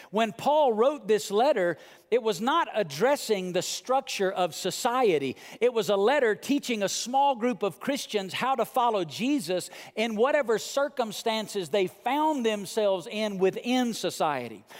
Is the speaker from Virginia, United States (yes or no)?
no; Muscle Shoals, Alabama, United States; moved away; I come from rural Southern Muscle Shoals, Alabama